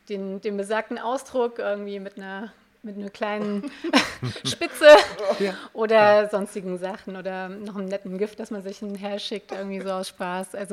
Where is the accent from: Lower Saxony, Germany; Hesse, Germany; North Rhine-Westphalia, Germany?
Hesse, Germany; Limburg; born there; ich komme ähm, gebürtig aus Limburg. Das ist hier von, von euch hier so vielleicht 20 Minuten mit dem Auto im, im Hessen.